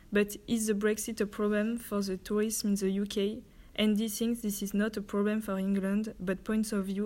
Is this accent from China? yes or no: yes; China; English is a second language; I'm from China.